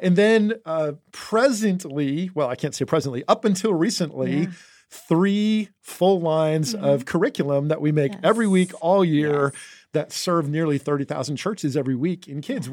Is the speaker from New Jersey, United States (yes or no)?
yes; New Jersey, United States; moved away; I grew up in New Jersey in the Northeast